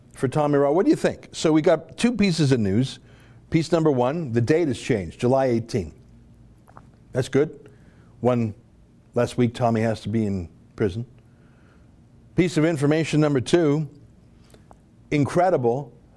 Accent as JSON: {"language": "English", "region": "Alberta", "country": "Canada", "tie": "born or raised there", "said": "growing up in the western province of Alberta"}